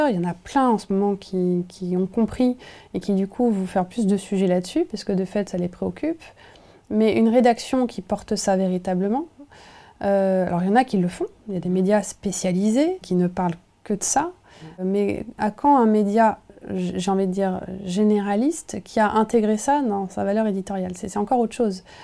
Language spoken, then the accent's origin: French; Nevers, Bourgogne-Franche-Comté, France; j'ai grandi en Bourgogne, à Nevers, un endroit où il n'y avait pas trop de, ah, pas trop de maison, ça s'est construit, j'ai vu, voilà, j'ai vu l'urbanisation.